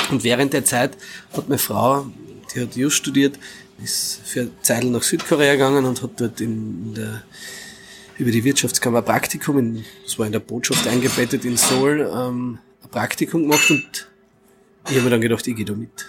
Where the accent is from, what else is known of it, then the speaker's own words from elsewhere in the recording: Carinthia, Austria; das dann quasi bei uns daheim in Kärnten wieder am Anfang nur quasi in, als Zeichnung oder Malerei und dann immer mehr auf Kinderzimmerwände und im Keller